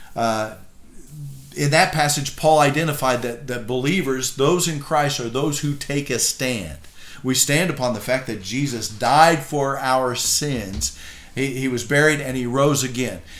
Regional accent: United States; I'm an American

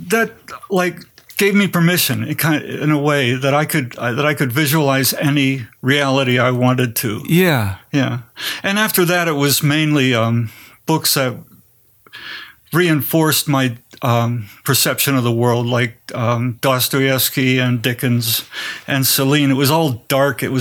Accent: Pennsylvania, United States; also born or lived in Greensburg / Greensboro / Kutztown / Wilkes-Barre; I grew up in Greensburg, Pennsylvania, Greensboro, North Carolina, Kutztown, Pennsylvania, and Wilkes-Barre, Pennsylvania.

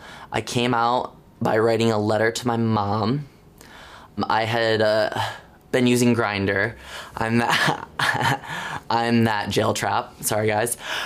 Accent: Jackson, Michigan, United States; I am 24 years old. I graduated high school in the spring of 2013. I am from Jackson, Michigan, about 70 miles west of Detroit.

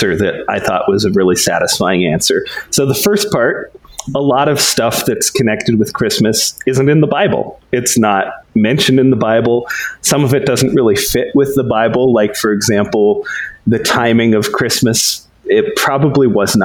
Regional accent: Denver, Colorado, United States; I am from Denver, Colorado. I live in my childhood home

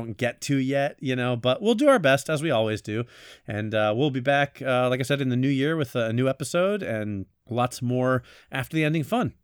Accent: Florida, United States; now in New York, United States; I'm actually from Florida

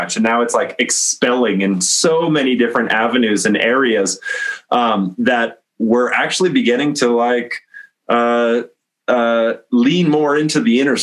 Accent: North Dakota, United States; I am from North Dakota.

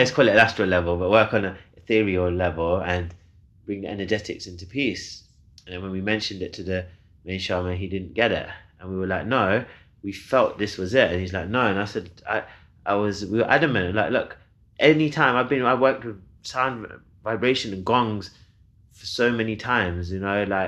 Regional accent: Leicester, East Midlands, United Kingdom; my hometown, Leicester.

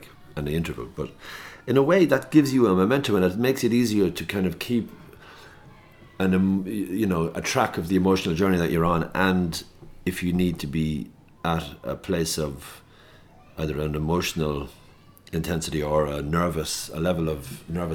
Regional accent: Loughrea, Connacht, Ireland; also born or lived in Tuam; I'm from Loughrea, County Galway, and I went to school for 6 years in St. Charlotte's College in Tuam College

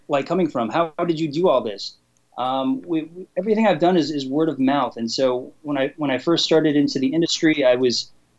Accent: Los Angeles, California, United States; I grew up in Los Angeles

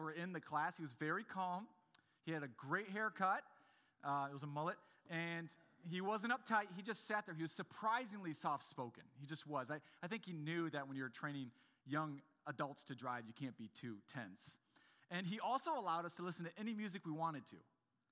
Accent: Grand Rapids, Michigan, United States; I'm from Grand Rapids

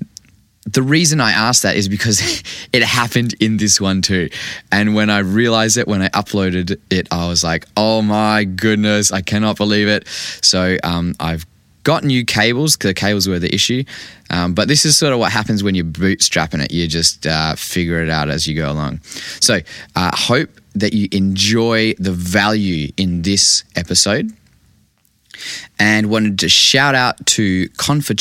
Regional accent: Vancouver, British Columbia, Canada; I grew up in Vancouver

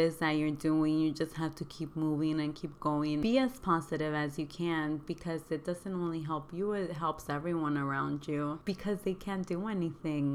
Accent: Oceanside, California, United States; also born or lived in Oaxaca, Mexico; I wasn't born there, but I grew up there

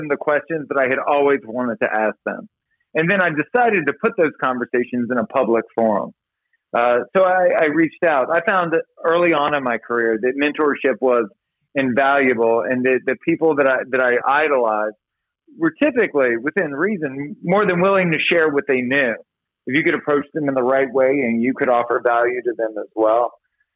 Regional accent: Baton Rouge, Louisiana, United States; moved away; also born or lived in Hollywood; I was born and raised in Baton Rouge, Louisiana.

